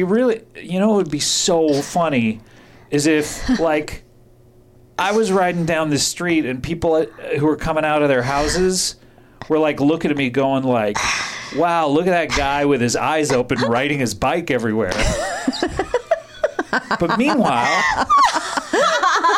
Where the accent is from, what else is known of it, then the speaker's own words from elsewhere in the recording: Orange County, California, United States; In the supermarket of my hometown